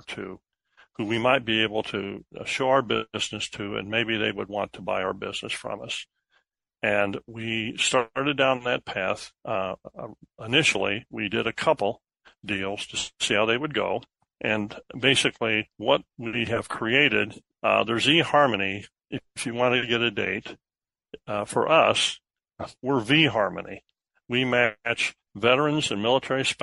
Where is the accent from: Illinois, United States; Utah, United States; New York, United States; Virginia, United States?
Illinois, United States; Sullivan; now in Naperville, United States; in my hometown, around that town square, we had several businesses that had been founded and were run by veterans who came home to small town America, got a loan from First National Bank there in Sullivan